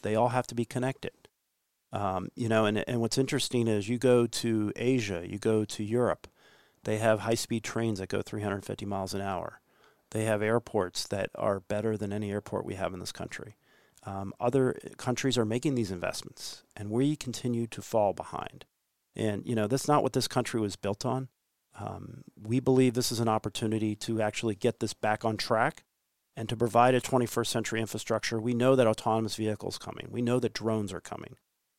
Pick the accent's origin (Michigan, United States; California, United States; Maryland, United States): California, United States; I'm from California, I've been to Missouri, all over the place